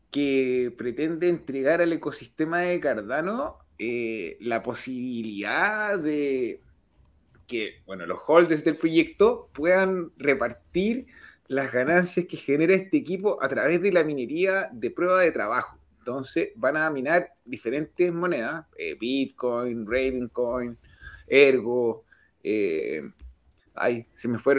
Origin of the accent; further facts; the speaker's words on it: Canada; Yo soy de Canadá